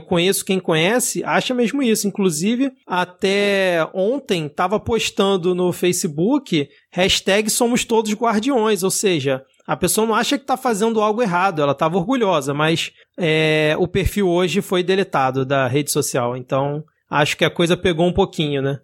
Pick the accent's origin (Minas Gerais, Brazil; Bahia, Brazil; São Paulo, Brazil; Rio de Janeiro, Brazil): Rio de Janeiro, Brazil; eu sou aqui do Rio de Janeiro